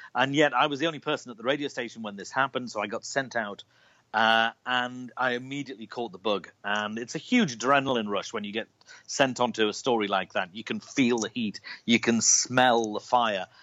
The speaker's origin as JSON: {"language": "English", "town": "Liverpool", "region": "North West England", "country": "United Kingdom", "tie": "born or raised there", "said": "I was born in Liverpool, uh, in the north of England, uh, right on the coast"}